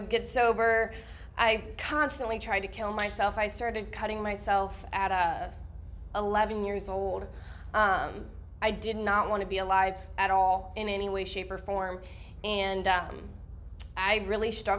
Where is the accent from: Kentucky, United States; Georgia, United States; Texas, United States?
Texas, United States; we're from Texas in the slums, like I'm hood